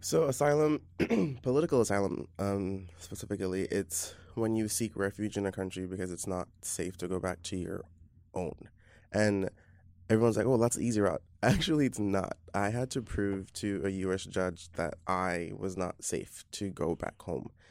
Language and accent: English; Belize; moved away as an adult; now in New York, United States; I'm from Belize in Central America, and I've been living in New York off and on